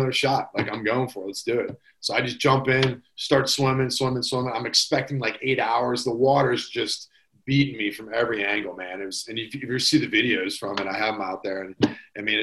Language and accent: English; Pittsburgh, Pennsylvania, United States